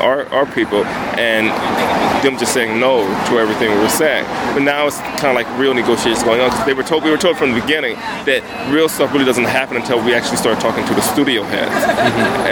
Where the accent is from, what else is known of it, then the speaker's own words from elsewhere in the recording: Compton, California, United States; I grew up in Compton